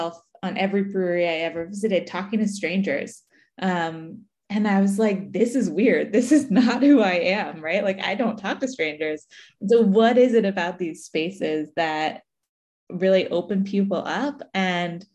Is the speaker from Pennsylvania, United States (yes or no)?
yes; right outside of Philly, Pennsylvania, United States; moved away as an adult; I grew up right outside of Philly, and so it's been great coming home